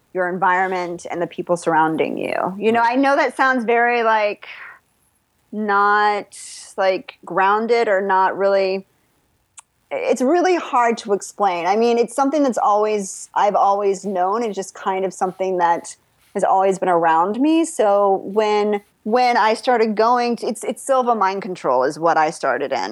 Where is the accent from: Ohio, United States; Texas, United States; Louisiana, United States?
Texas, United States; I grew up in Texas, Oliver, Texas.